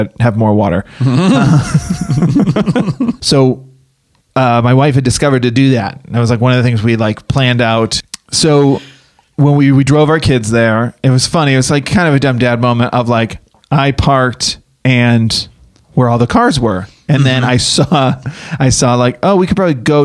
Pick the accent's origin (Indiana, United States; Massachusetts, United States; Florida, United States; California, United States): Massachusetts, United States; I'm from Boston.